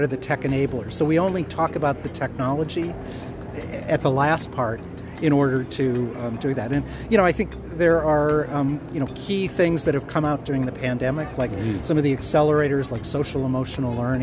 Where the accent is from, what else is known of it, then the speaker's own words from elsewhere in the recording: Minnesota, United States; I grew up in Minnesota, which is the American Canada.